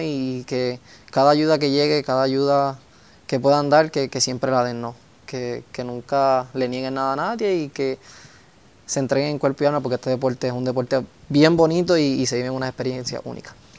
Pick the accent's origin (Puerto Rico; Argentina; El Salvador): Puerto Rico; Coamo; tanto a mi pueblo, a mis auspiciadores y a mi isla